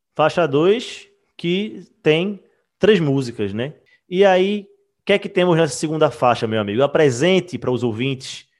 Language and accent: Portuguese; Recife, Pernambuco, Brazil; eu e Wagner nós somos de Recife, Pernambuco